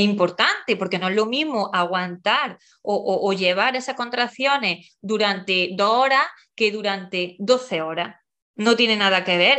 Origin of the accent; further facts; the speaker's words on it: Porcuna, Andalusia, Spain; moved away; also born or lived in Madrid; Soy de, de un pueblo de Jaén, mm, concretamente de, de Porcuna